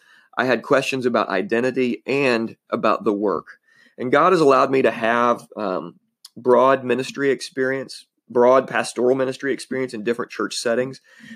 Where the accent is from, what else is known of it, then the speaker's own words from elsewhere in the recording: Illinois, United States; I was born in Southern Illinois, born and raised here. I love Southern Illinois.